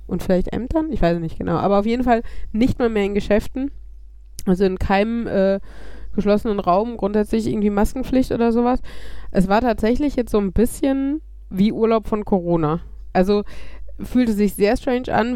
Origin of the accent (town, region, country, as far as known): Germany